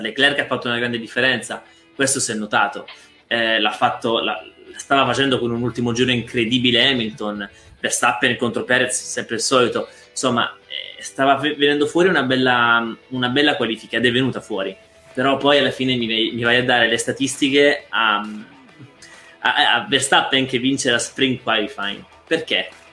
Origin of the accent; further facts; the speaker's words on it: Belvedere Marittimo, Calabria, Italy; io sono calabrese